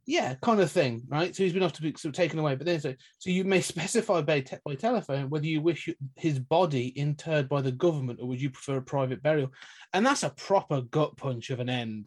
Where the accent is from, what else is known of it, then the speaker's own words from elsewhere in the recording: United Kingdom; we're both British